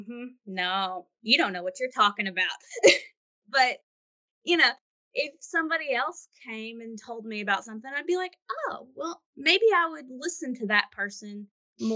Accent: Owensboro, Kentucky, United States; moved away; I'm from Owensboro, Kentucky, back in Western Kentucky

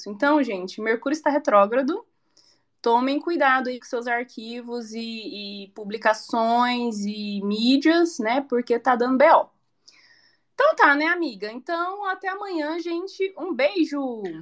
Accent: Goiânia, Goiás, Brazil; born there; now in Curitiba, Brazil; porque eu moro em Curitiba e eu falo assim, gente, mas eu nasci em Goiânia, eu nasci em Goiânia.

